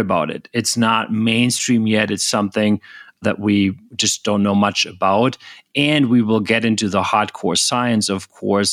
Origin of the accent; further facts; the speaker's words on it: Germany; moved away as an adult; also born or lived in United States; I was born in Germany originally